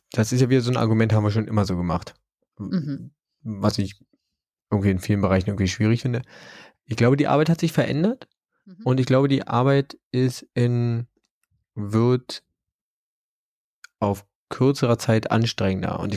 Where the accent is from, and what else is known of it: Germany